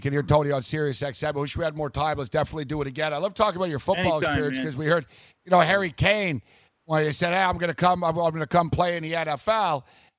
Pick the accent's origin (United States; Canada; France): Canada; I was in Mexico. I was in Mexico when it happened. I'm actually Canadian.